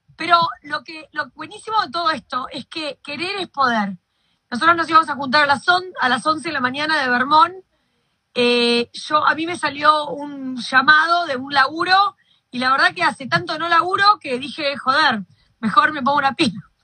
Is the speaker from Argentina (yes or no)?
yes; Argentina; yo soy argentina